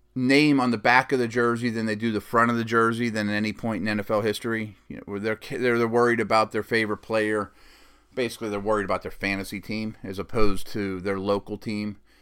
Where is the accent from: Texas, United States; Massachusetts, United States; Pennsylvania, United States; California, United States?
Pennsylvania, United States; Pittsburgh; my hometown Steelers